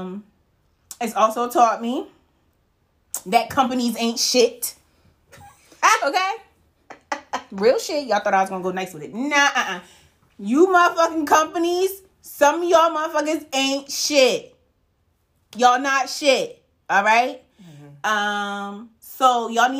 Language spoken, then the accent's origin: English; United States; We, as American people